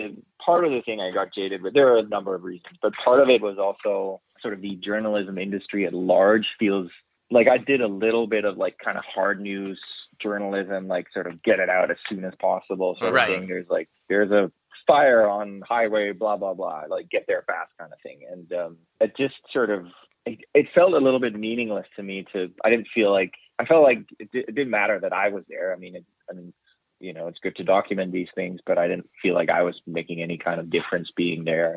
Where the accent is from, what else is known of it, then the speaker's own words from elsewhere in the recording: Denmark; moved away as an adult; also born or lived in London; now in Vancouver, Canada; I'm originally from Denmark